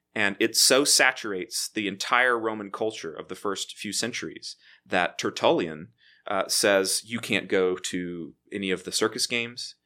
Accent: Waco, Texas, United States; moved away as an adult; also born or lived in Memphis, Tennessee / Edinburgh, Scotland; I am from Waco, Texas. I was, uh, born and raised there

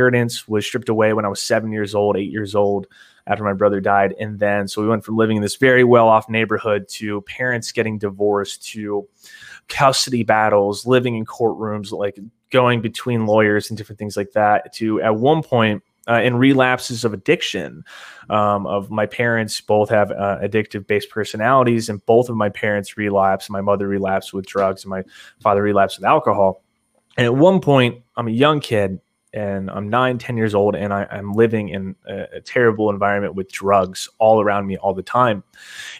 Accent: Fairfield County, Connecticut, United States; I was born in West Connecticut, Fairfield County

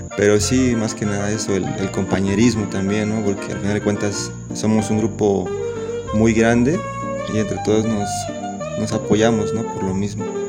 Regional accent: San Sebastián Etla, Oaxaca, Mexico; soy de San Sebastián, Etla, Oaxaca

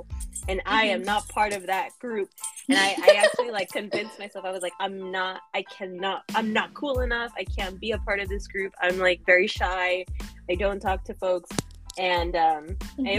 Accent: Bakersfield, California, United States; English is a second language; also born or lived in Lima, Peru / Los Angeles; I am from Lima, Peru. That is part, very much part of my background and my history. So I was born there and I immigrated to the U.S. when I was quite young. And I have grown up in the Central Valley of California. So Bakersfield is where I grew up

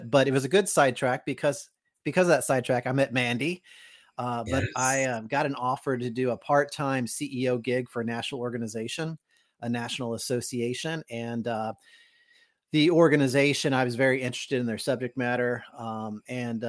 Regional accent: Kentucky, United States; moved away; I'm from Kentucky originally, and mm-hmm. was living in Kentucky

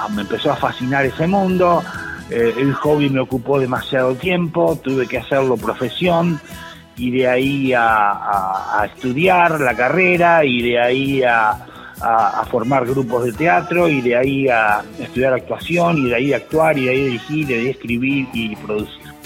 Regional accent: Tandil, Buenos Aires Province, Argentina; moved away; lugar de donde yo vengo, la, localidad de Tandil

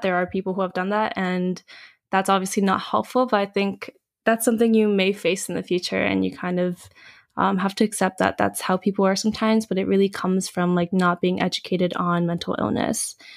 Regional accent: United States; I'm Korean American

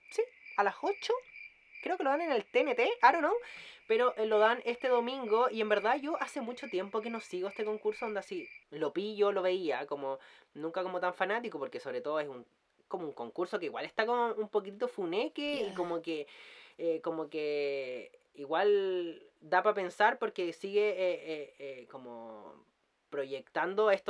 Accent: Chile; mucho tiempo como chilena y que la conozco

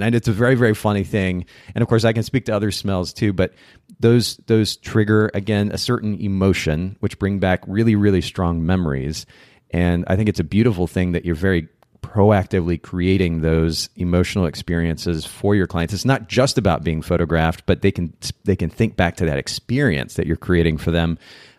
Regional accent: Japan; now in United States; I grew up in Japan, and naturally, when you go to a different country, there are certain smells that are kind of different than other countries.

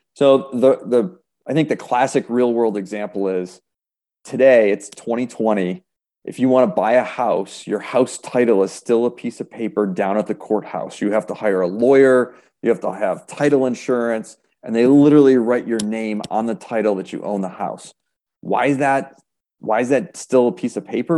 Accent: Rochester, New York, United States; also born or lived in Buffalo, New York / Erie, Pennsylvania; I was born and raised in Rochester

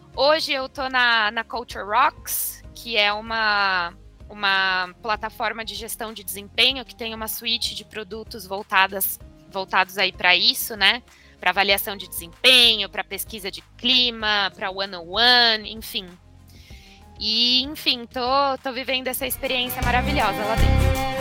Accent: Avaré, São Paulo, Brazil; moved away as an adult; also born or lived in Ribeirão Preto; now in São Paulo, Brazil; eu sou do interior de São Paulo, de Avaré, uma cidade que tem 90 mil habitantes. Não é tão pequenininha assim, mas crescer em cidade pequena

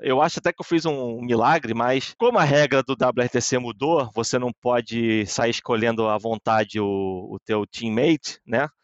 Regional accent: Brazil; now in Netherlands; apesar de eu estar na Holanda e competir pela Holanda, eu também sou brasileiro.

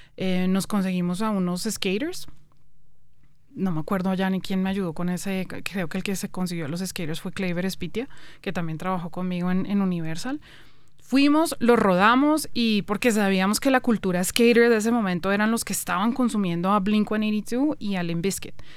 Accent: Colombia; moved away as an adult; also born or lived in Canada; me devolvía a vivir a Colombia Em, llevaba ya como ocho años por fuera del país

